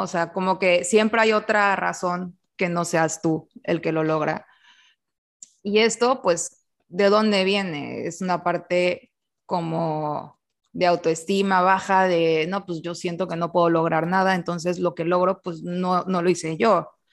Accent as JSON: {"language": "Spanish", "country": "Mexico"}